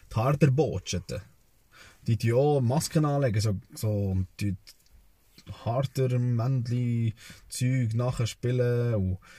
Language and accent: German; Serbia; now in Switzerland; bei uns in Serbien gibt es eine ganze Zeremonie, die 40 Tage lang geht.